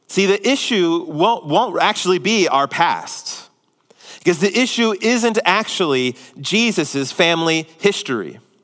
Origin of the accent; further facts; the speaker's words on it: Houston, Texas, United States; also born or lived in Spring, Texas / Tomball, Texas; Mine's the greater Houston area